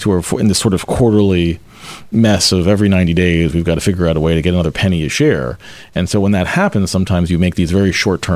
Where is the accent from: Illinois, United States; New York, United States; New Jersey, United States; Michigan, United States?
New Jersey, United States; Cherry Hill; moved away as an adult; now in Philadelphia, United States; grew up in South Jersey, in Cherry Hill, New